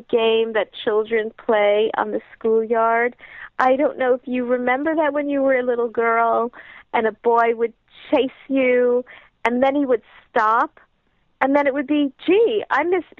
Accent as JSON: {"language": "English", "country": "United States", "said": "as American women"}